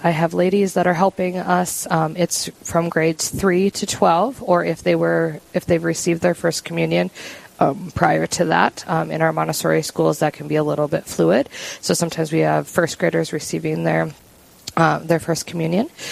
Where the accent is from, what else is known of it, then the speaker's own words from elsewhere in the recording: Mandan, North Dakota, United States; I have been born and raised in in Mandan.